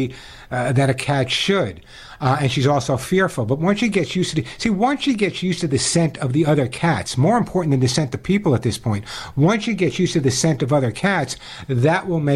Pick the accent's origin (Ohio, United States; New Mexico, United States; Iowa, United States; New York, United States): New York, United States; also born or lived in Sedona, Arizona; I'm from New York